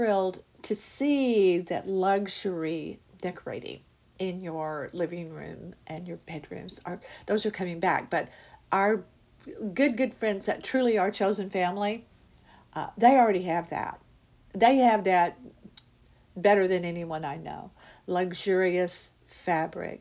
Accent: United States; we as Americans

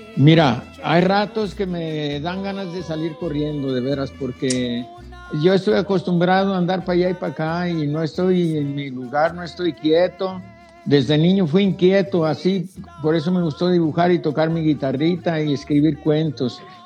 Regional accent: Tenamaxtlán, Jalisco, Mexico; moved away; yo nací en Tenemaxtlán, un pueblo que es San, Santo Santiago de Tenamaxtlán se llama

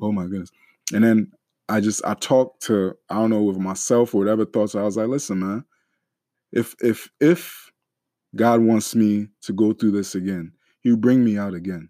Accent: Ghana; we're Ghanaian

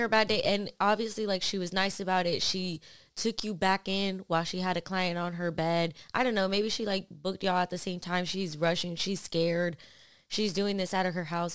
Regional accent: New York, United States; was born in New York, and that's just, that's what I've known

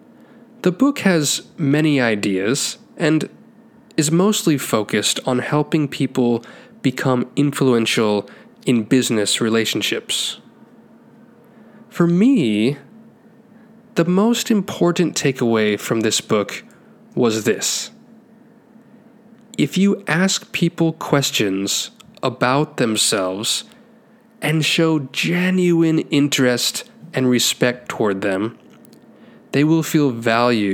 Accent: Taiwan; Growing up in Taiwan

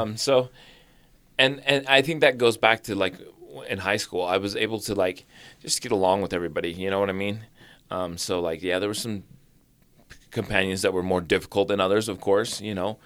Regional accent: Orem, Utah, United States; also born or lived in Springville, Utah; I went to, uh, uh, elementary in Orem, and then, uh, when I was twelve, we moved to Springville, Utah

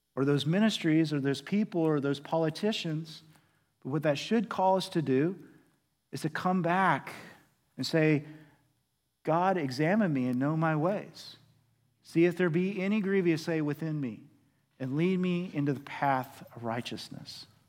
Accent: Oklahoma, United States; now in Arlington, United States; I'm from Oklahoma

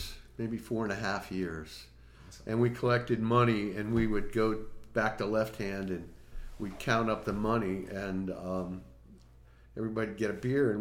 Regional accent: Sharon, Pennsylvania, United States; also born or lived in Portsmouth, New Hampshire; now in Longmont, United States; I lived in Sharon, Pennsylvania. Sharon is right between Cleveland and Pittsburgh

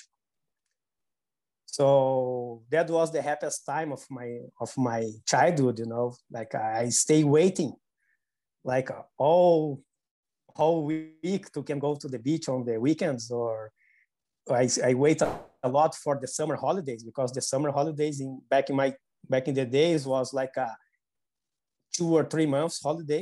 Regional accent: Porto Alegre, Rio Grande do Sul, Brazil; I was born in South Brazil, in a city called Porto Alegre.

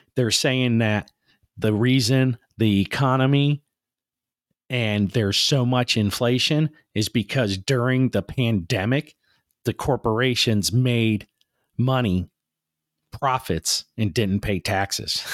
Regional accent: United States; as American people

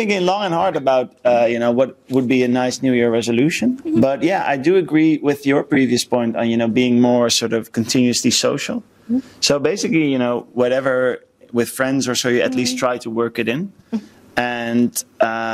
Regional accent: United States; I'm American

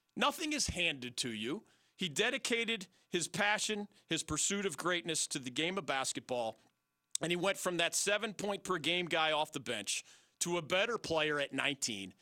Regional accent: West Chester, Pennsylvania, United States; where I grew up in Westchester

